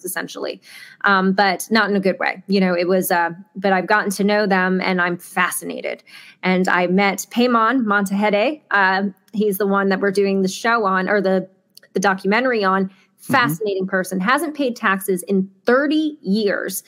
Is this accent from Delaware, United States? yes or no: yes; Delaware, United States; I grew up in Delaware. I love Delaware. It's my home